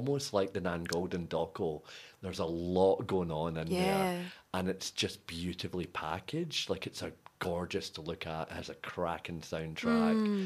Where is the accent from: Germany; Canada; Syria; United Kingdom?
United Kingdom; now in Melbourne, Australia; the era that I grew up in Britain